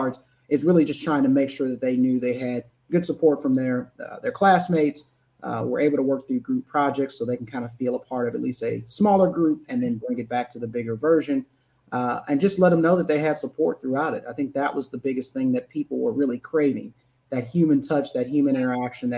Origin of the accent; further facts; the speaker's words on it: St. Louis, Missouri, United States; born and raised in St. Louis, Missouri. So from the Midwest